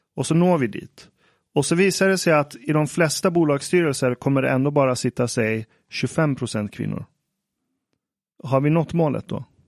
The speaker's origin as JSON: {"language": "Swedish", "country": "Iran", "said": "om jag som iranier går till en nyhetsredaktion"}